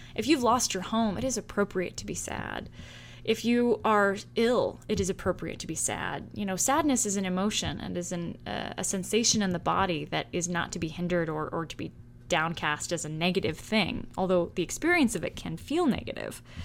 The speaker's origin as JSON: {"language": "English", "town": "San Francisco", "region": "California", "country": "United States", "moved": "yes", "lives_now": "Salem, United States", "said": "I'm originally from the Bay Area in San Francisco, California"}